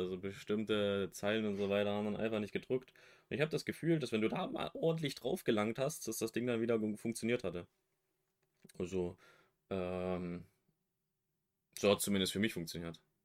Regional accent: West Germany, Germany; now in East Germany; bin geborener Wessi, wohne jetzt im Osten

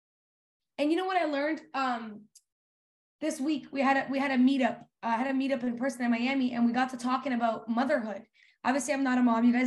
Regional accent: Serbia; now in Canada; We grew up in Serbia. We didn't grow up in Canada. When we moved to Canada

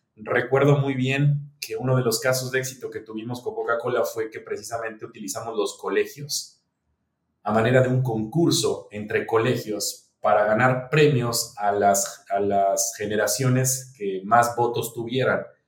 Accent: Mexico; moved away; also born or lived in Dominican Republic; Yo soy mexicano

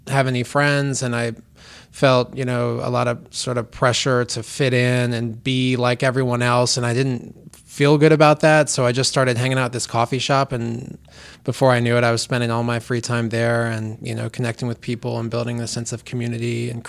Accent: Cincinnati, Ohio, United States; now in Rocky Mount, United States; originally from Cincinnati, Ohio, raised a single parent household

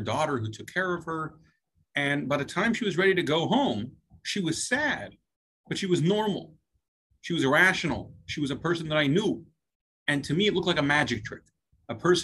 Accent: Louisville, Kentucky, United States; I was an out-of-towner in Louisville, Kentucky

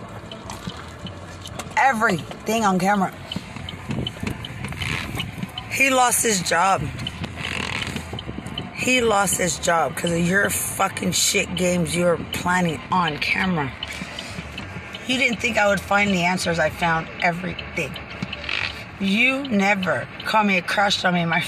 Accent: Lubbock, Texas, United States; I'm from Lubbock

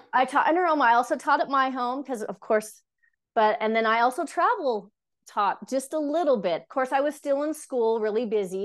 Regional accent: Cache Valley, Utah, United States; I was born here in Utah, so I'm raised here up in Cache Valley specifically

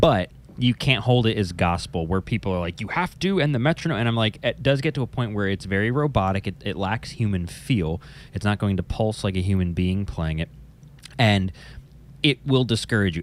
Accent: New Jersey, United States; I'm from New Jersey

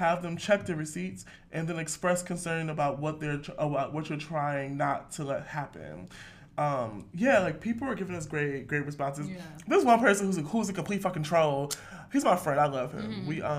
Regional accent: Detroit, Michigan, United States; I'm from Detroit

